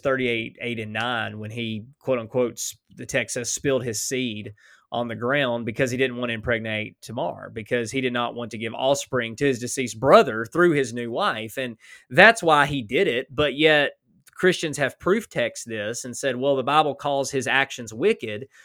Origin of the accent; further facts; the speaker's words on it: Alabama, United States; now in Oklahoma, United States; I was born in Alabama